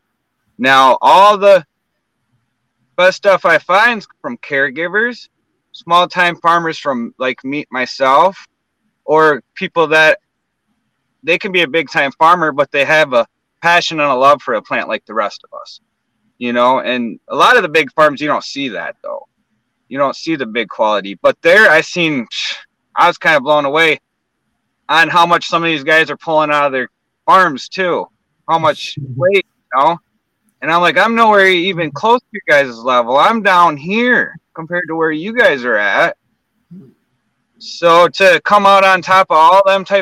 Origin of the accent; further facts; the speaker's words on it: Cedar Springs, Michigan, United States; moved away; I'm from Cedar Springs area, not far from you